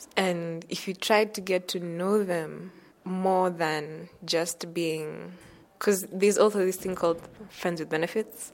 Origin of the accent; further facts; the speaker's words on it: Nairobi, Kenya; I'm from Nairobi, Kenya.